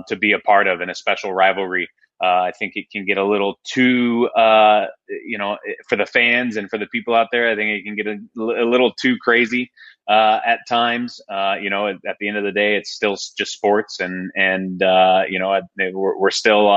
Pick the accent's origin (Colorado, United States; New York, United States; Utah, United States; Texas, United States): Utah, United States; Sandy; moved away as an adult; now in Southern California, United States; I grew up in the Midvale, Sandy area, went to Hillcrest High School